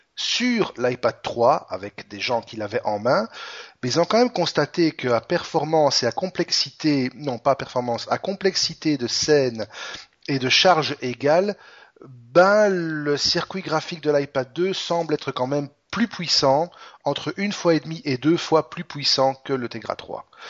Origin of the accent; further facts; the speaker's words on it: Belgium; chez nous, en Belgique